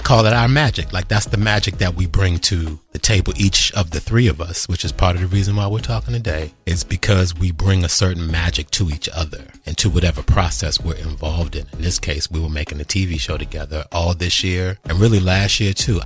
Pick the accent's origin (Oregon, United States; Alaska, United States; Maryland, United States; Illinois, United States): Maryland, United States; suburbs in; also born or lived in Washington, D.C.; I'm born in Washington, D.C. and raised in the suburbs in Maryland